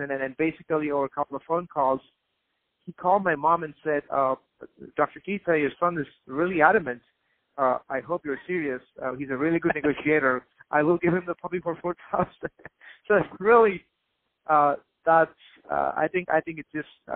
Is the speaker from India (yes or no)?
yes; India; I grew up in India